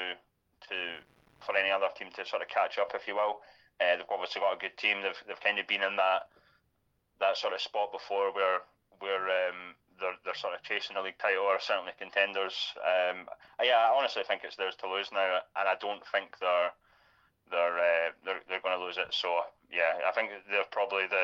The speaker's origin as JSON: {"language": "English", "area": "Fife", "region": "Scotland", "country": "United Kingdom", "said": "I'm from Fife"}